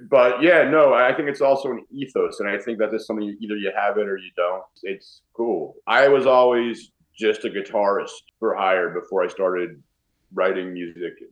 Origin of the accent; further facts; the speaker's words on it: New York, United States; I'm a New Yorker